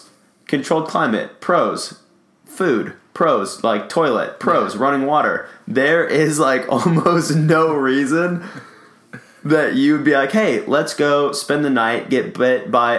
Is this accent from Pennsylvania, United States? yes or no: no; Los Angeles, California, United States; Growing up in Los Angeles, I'm an ocean guy.